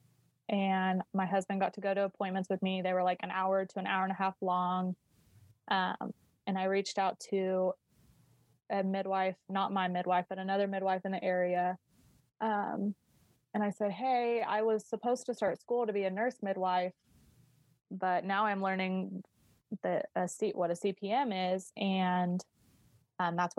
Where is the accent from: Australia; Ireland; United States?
United States; Colorado; I'm from Colorado.